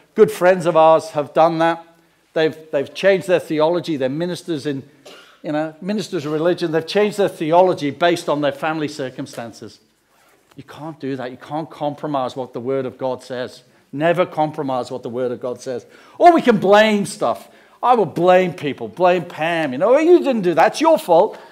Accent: England, United Kingdom; we come from England

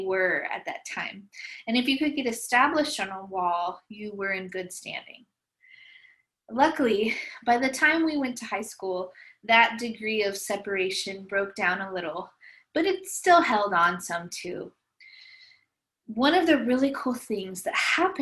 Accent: Visalia, California, United States; I grew up in Visalia, California, and I loved it there.

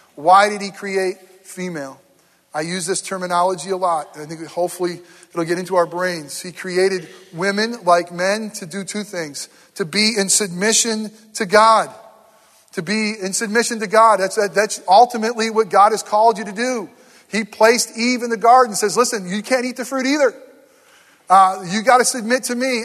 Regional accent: near Herkimer, upstate New York, United States; moved away; very close to my hometown this week uh, in Herkimer, New York.

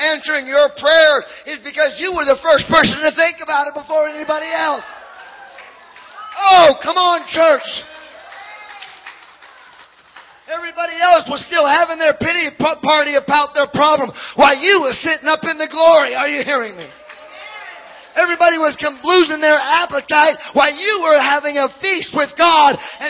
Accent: Hawaii, United States; Hey, I grew up in Casey. I sat there. I ran around the church. When I was 22, I didn't get fully saved. I got half saved. I had a pot problem. Because when you come from Maui, come on, you have issues.

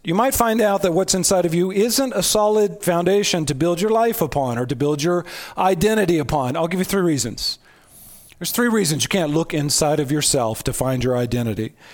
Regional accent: United States; I'm an American

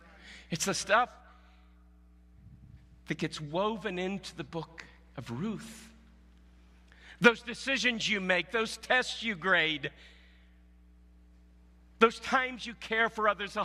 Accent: Southwest Missouri, United States; moved away; I came from Southwest Missouri

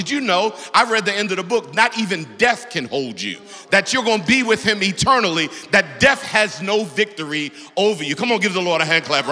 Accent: Baltimore, Maryland, United States; growing up in Baltimore, on the east side of Baltimore

